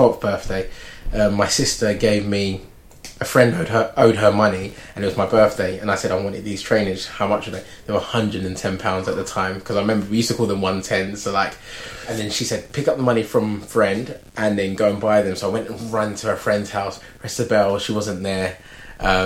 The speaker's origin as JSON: {"language": "English", "region": "London", "country": "United Kingdom", "tie": "born or raised there", "said": "where I grew up like near Finsbury Park"}